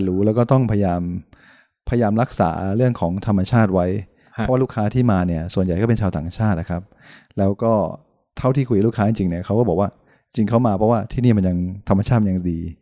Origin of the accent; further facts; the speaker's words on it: Trang, Thailand; เรียนที่ตรังแต่อนุบาล